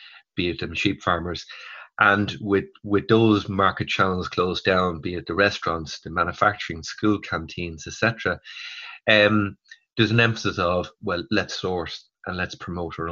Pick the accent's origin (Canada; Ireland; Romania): Ireland; as Irish consumers